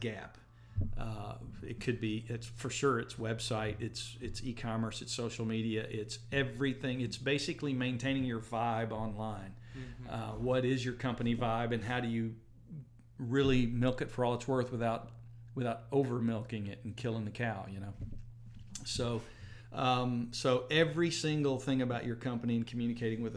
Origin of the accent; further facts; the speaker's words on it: Hohenwald, Tennessee, United States; now in Jackson, United States; I'm from Middle Tennessee originally. I grew up in Hohenwald, Tennessee.